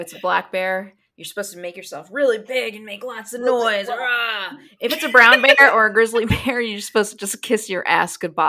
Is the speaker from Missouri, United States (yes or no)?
no; Florida, United States; I grew up in Florida.